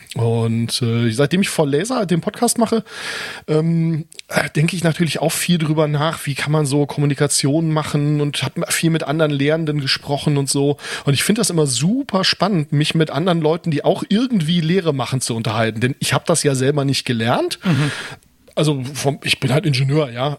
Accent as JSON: {"language": "German", "town": "Wilhelmshaven", "region": "Lower Saxony", "country": "Germany", "tie": "born or raised there", "said": "ich bin hier in Wilhelmshaven geboren"}